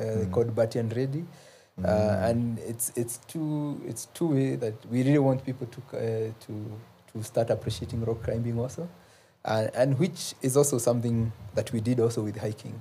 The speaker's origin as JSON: {"language": "English", "area": "Nyeri side of the Aberdares", "region": "Nyeri County", "country": "Kenya", "tie": "born or raised there", "said": "I grew up in the Ulaya side of the Abadeas, mm-hmm. the Nyeri side of the Abadeas"}